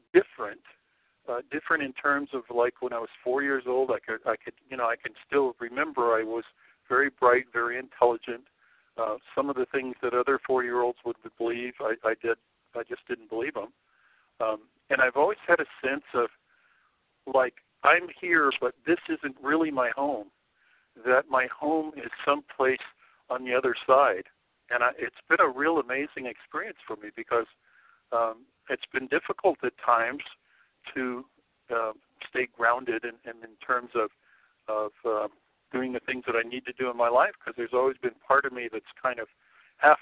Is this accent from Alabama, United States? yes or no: no; California, United States; also born or lived in Colorado; now in Sedona, United States; I grew up in California